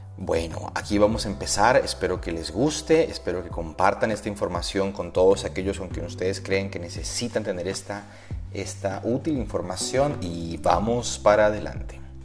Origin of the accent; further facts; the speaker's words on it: Bogotá, Colombia; mi ciudad natal, Bogotá